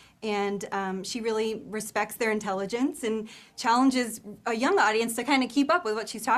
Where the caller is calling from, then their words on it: Nashville, Tennessee, United States; We are in Nashville, Tennessee.